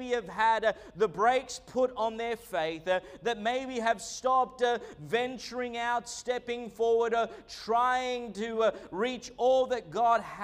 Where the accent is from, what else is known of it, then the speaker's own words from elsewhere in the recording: Australia; also born or lived in Argentina; I was born in Australia, moved to Argentina when I was a young boy, and then came back. And so realistically, I've spent most of my time in Australia